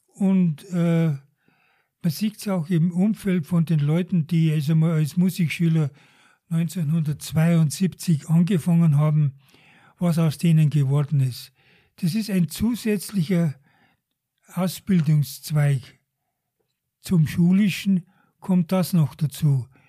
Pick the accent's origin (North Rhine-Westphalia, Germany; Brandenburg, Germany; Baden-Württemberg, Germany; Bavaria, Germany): Bavaria, Germany; Deggendorf; moved away as an adult; now in Garmisch-Partenkirchen, Germany; Ich bin in Deckendorf aufgewachsen